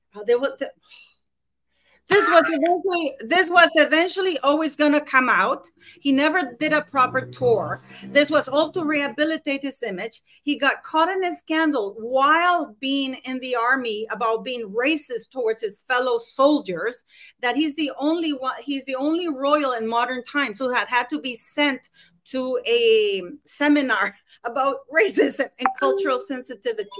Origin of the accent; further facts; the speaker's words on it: Canada; I'm Canadian